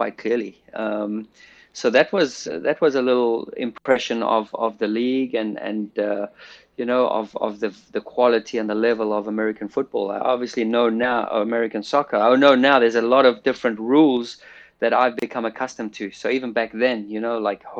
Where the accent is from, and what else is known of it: South Africa; moved away